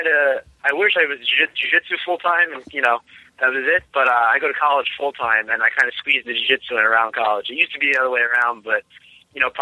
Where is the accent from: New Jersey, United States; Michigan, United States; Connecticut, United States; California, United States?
New Jersey, United States; moved away as an adult; now in Myrtle Beach, United States; I'm originally from New Jersey, so I trained up there for the first 12 years